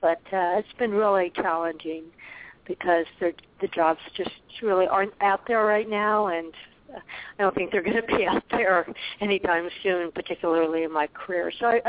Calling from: Arizona, United States; calling from Arizona

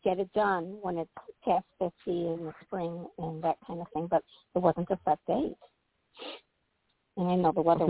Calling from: Illinois, United States

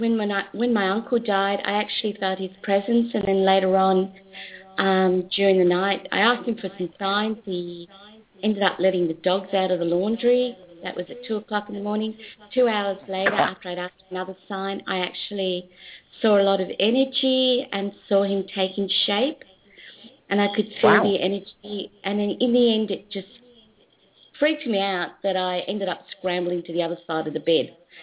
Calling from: Melbourne, Victoria, Australia; From Melbourne, Australia.

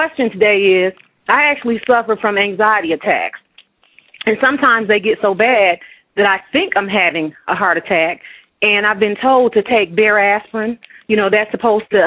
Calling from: Atlanta, Georgia, United States; I'm actually calling from the Atlanta area

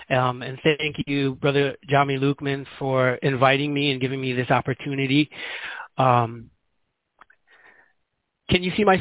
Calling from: Guinea-Bissau; as I said, I'm calling here from Guinea-Bissau.

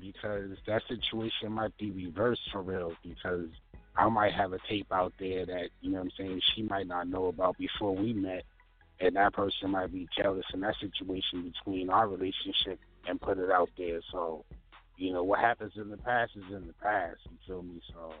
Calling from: Baltimore, Maryland, United States; Baltimore, Maryland, East Side, Zone 18.

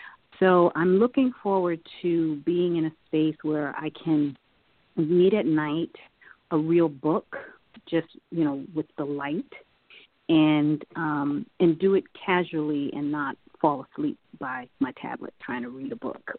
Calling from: Silver Spring, Maryland, United States; and I am now in Silver Spring, Maryland. I am now home.

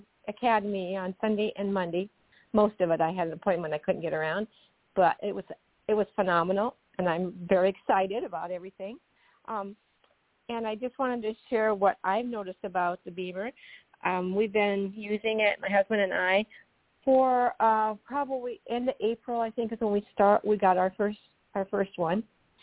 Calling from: Aberdeen, South Dakota, United States; Aberdeen, South Dakota.

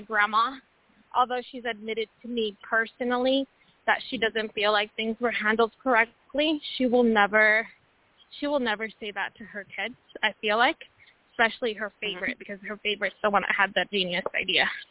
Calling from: Washington, United States; I'm calling from Washington State

